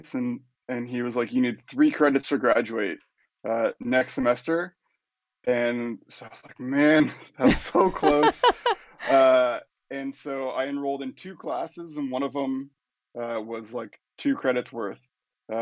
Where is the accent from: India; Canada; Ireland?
Canada; Windsor, Ontario; moved away as an adult; also born or lived in London, England / Florida / San Francisco; now in Los Angeles, United States; I was born and raised in Windsor. Went to high school there. Went to University of Windsor